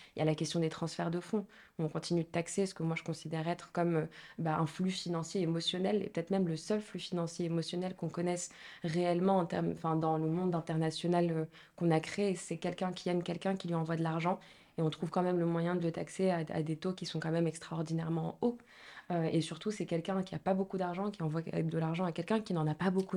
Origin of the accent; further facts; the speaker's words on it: Marrakech, Marrakesh-Safi, Morocco; moved away as an adult; now in France; je suis marocaine, donc je suis née, j'ai grandi à Marrakech